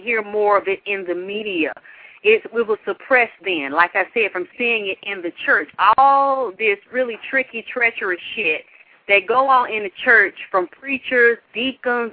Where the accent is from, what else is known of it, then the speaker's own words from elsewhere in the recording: Atlanta, Georgia, United States; I grew up down here in Atlanta, Georgia